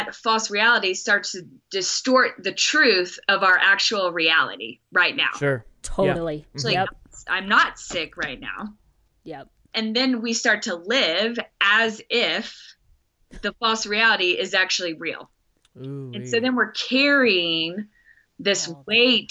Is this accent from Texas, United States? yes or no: yes; Texas, United States; accent: Texas; there's my Texas accent.